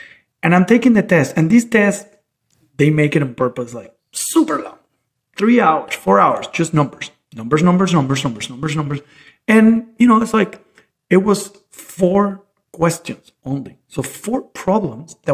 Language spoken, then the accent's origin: English; Valencia, Carabobo, Venezuela; moved away as an adult; also born or lived in Caracas, Venezuela; I was born in Caracas, but moved when I was a year old, actually, to Valencia. So I grew up in Valencia